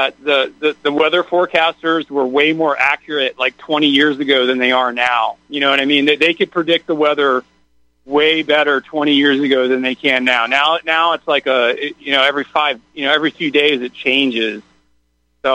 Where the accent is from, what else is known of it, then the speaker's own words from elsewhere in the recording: Lake Worth, Florida, United States; I grew up in the town where, Don Black and Stormfront had their radio station. I had no idea that they were there. That they were at WPBR in Lake Worth.